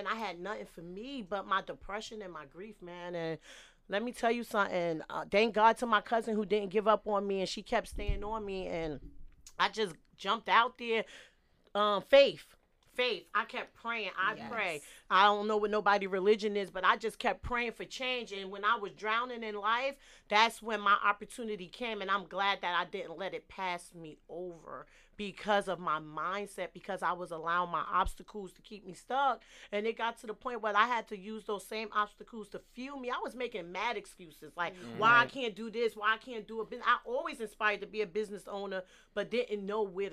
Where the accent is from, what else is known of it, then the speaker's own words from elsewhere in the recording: Jersey City, New Jersey, United States; I'm from the hood. I'm from Jersey City.